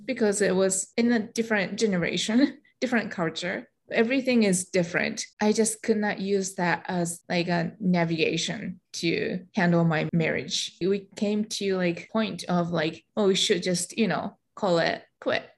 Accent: Japan; first language Japanese; English is a second language; moved away as an adult; also born or lived in Michigan, United States; now in United States; I'm Japanese. I was born and raised in Japan. About half of my life, I lived there. And when I turned 21, I came to the United States

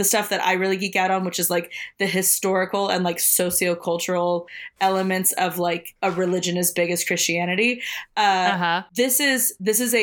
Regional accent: New Orleans, Louisiana, United States; moved away; I was born just outside of New Orleans in like a little bayou town, right on Lake Pontchartrain

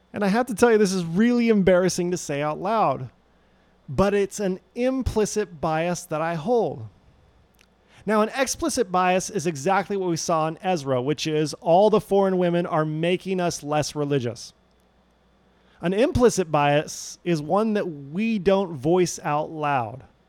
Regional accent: Loma Linda, California, United States; I grew up in the Loma Linda University Seventh day Adventist Church, which is not too far from where Paradox is today

